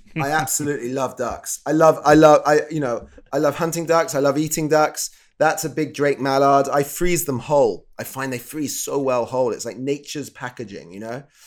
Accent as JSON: {"language": "English", "region": "England", "country": "United Kingdom", "said": "I'm from the U K, if you can probably tell from my silly voice."}